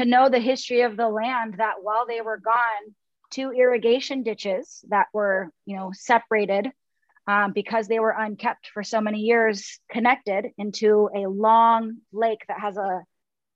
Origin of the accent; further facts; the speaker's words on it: the Northwest, Pacific Northwest, United States; I grew up in the Northwest